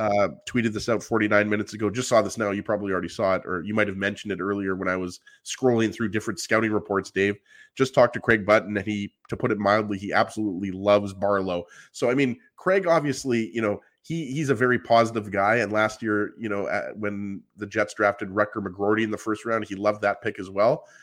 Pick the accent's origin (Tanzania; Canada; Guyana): Canada; I'm Canadian